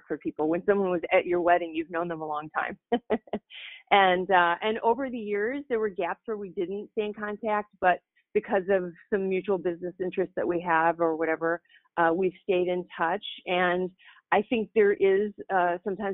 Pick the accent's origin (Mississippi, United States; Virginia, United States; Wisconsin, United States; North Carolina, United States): Wisconsin, United States; Madison; also born or lived in Rockford, Illinois; now in Racine, United States; I was born in Rockford, Illinois, actually, and then moved to Wisconsin when I was 10 years old to Madison. And then the rest of my life has really played out between Madison and Racine.